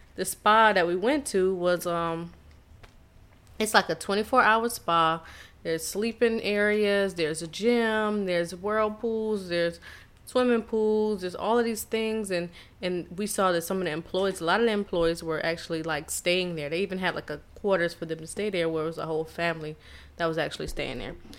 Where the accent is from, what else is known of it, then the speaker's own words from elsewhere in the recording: Charleston, South Carolina, United States; I'm from Charleston, South Carolina.